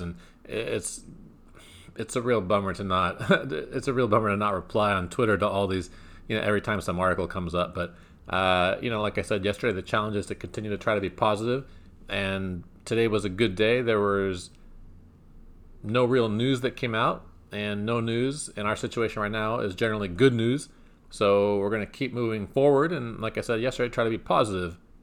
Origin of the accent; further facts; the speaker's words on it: California, United States; my home state